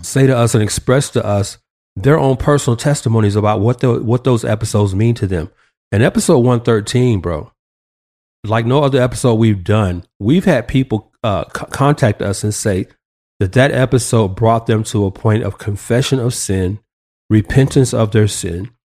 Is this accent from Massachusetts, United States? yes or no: no; Atlanta, Georgia, United States; moved away; my hometown, A T L